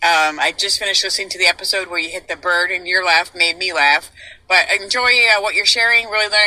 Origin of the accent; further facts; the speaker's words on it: Wisconsin, United States; I'm actually from Wisconsin.